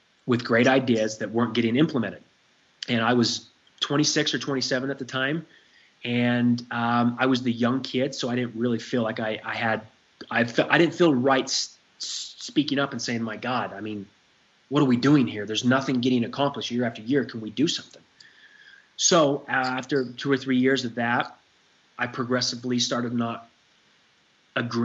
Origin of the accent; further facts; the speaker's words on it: Salt Lake City, Utah, United States; I grew up in the Mecca of Mormonism here in Salt Lake City